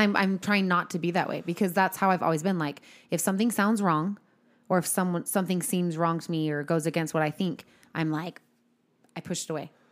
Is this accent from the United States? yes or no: yes; United States; I am white from America